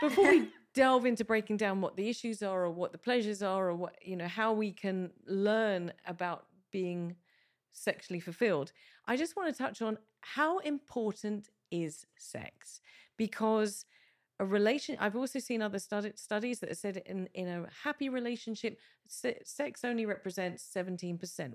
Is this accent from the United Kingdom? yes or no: yes; England, United Kingdom; moved away as an adult; now in Malta; as a Brit, who grew up in the U K. I've been here seventeen years, but my formative years were in the U K.